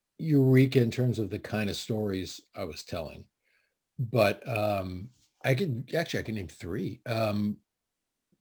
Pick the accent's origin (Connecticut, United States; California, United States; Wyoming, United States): Connecticut, United States; In Connecticut.